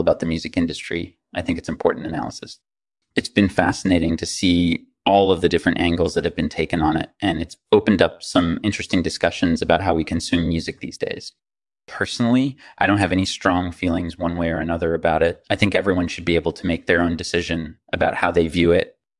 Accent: New York City, New York, United States; I grew up in New York City

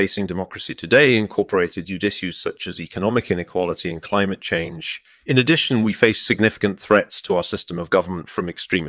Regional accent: England, United Kingdom; born there; I was born in England in 1955.

